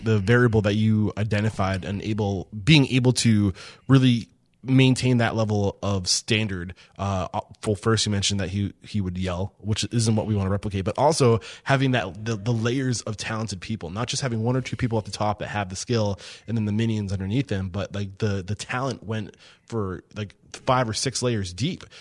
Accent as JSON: {"language": "English", "town": "East Kingston", "region": "New Hampshire", "country": "United States", "said": "I'm from East Kingston, like right over the, the bri, the border"}